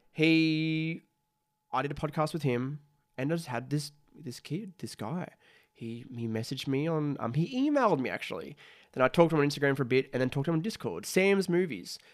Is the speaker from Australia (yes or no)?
yes; Australia; I'm an Australian, who's making content